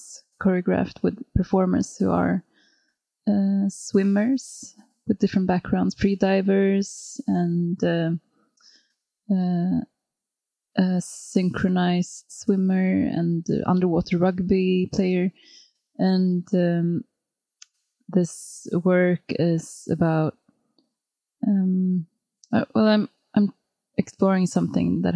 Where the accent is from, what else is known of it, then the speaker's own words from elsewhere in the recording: Sweden; also born or lived in Tromsø, Norway; I'm from Sweden.